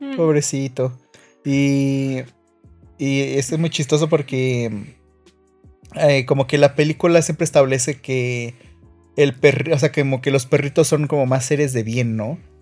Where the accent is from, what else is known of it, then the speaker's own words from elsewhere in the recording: Mexico; somos mexicanos